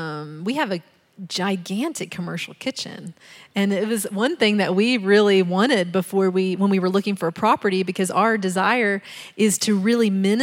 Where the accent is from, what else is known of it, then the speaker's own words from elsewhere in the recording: the South, United States; I'm from the South, so dinners, that's what we call it.